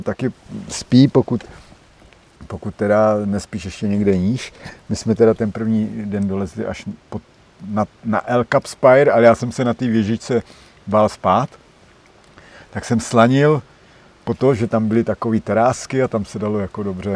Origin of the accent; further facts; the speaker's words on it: Czechia; já jako jediný Čech